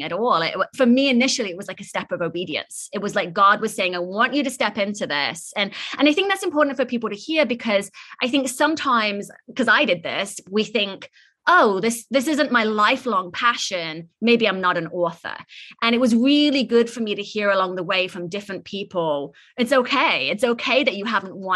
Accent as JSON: {"language": "English", "region": "England", "country": "United Kingdom", "tie": "born or raised there", "moved": "yes", "lives_now": "San Francisco, United States", "said": "I'm originally from England, born and raised in this like small little village"}